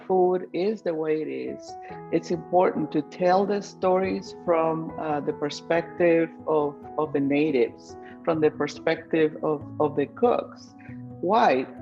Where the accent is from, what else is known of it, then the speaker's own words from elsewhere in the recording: Guatemala; moved away; my home country, Guatemala